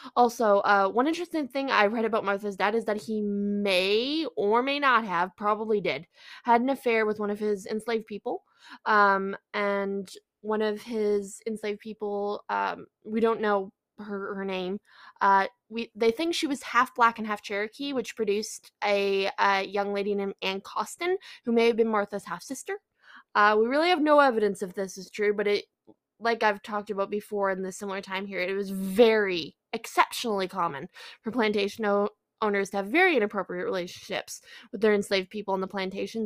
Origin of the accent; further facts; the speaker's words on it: Canada; I'm Canadian